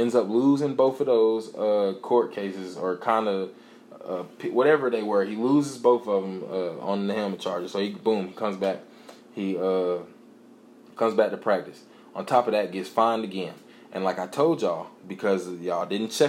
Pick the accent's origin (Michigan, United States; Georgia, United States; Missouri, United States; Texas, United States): Georgia, United States; College Park; College Park, my hometown. Went to Westlake, my alma mater, or however you say it, my old high school